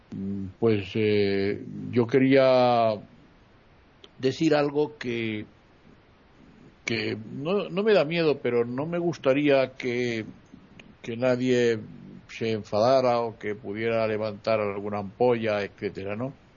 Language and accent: Spanish; Spain; En mi país